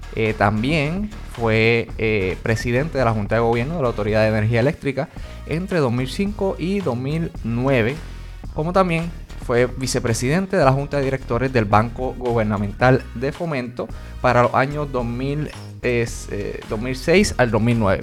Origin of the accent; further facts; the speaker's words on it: Jayuya, Puerto Rico; yo soy de Jayuya, allá en mi casa estuvimos diez meses sin luz